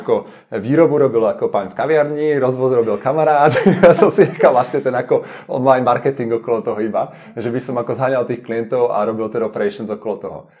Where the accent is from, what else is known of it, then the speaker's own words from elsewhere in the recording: Slovakia; now in Prague, Czech Republic; som zo Slovenska, takže mám blízko rodinu